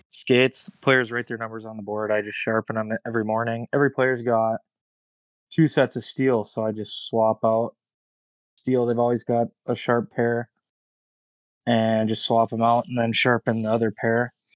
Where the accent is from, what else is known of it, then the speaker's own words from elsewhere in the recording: Mankato, Minnesota, United States; I'm from Mankato, so parents live about ten minutes away from where I'm at.